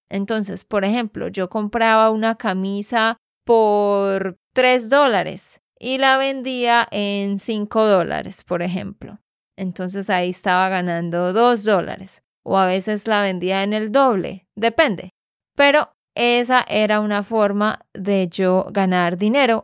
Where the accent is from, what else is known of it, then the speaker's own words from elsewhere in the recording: Santander, Colombia; de Santander, Colombia